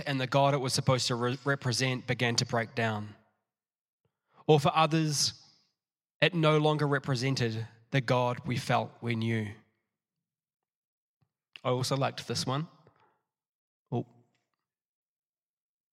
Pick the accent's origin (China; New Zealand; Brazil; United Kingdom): New Zealand; also born or lived in Matamata; I went to primary school. I'm a Kiwi in New Zealand, at Pillons Point Primary.